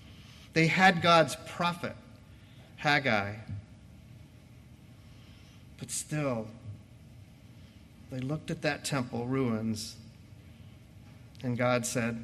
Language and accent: English; United States